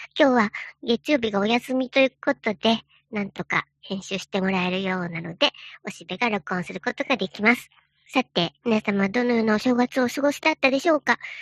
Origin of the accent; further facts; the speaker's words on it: Joetsu, Niigata, Japan; now in Nagoya, Japan; 僕のふるさとだった、その長年、え何代も前から住んでいる、え新潟のね、上越というとこが